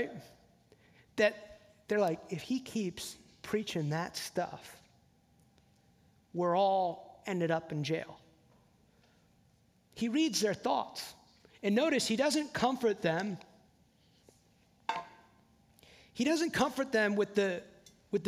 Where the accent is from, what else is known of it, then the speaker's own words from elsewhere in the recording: New Jersey, United States; also born or lived in the South, United States; now in Southern United States; I live in the South now, I grew up in New Jersey